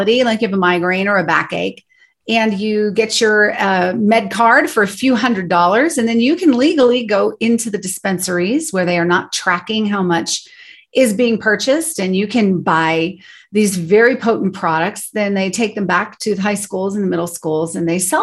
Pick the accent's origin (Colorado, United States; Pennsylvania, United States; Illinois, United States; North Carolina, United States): Colorado, United States; we grew up here in Colorado